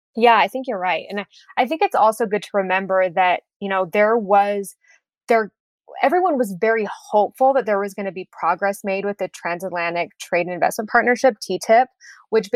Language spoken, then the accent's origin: English; United States; moved away as an adult; also born or lived in Berlin, Germany; as an American citizen